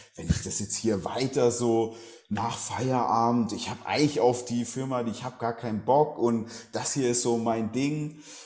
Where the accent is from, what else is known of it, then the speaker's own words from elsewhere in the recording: Southern Germany, Germany; Ich bin in Süddeutschland aufgewachsen, ländliche Gegend